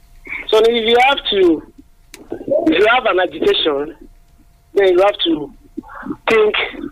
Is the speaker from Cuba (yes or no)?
no; the Southwest, South West, Nigeria; also born or lived in Adige (possibly Agege)